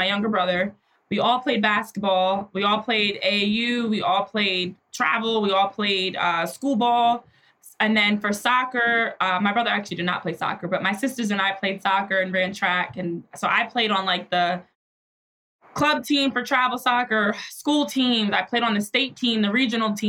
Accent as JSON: {"language": "English", "region": "New Jersey", "country": "United States", "tie": "born or raised there", "said": "I grew up in New Jersey and played sports my entire life"}